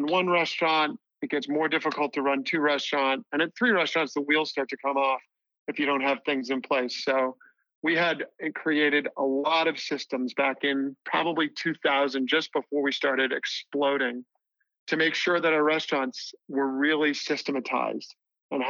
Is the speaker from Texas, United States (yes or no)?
no; Boston, Massachusetts, United States; moved away as an adult; I was from Boston.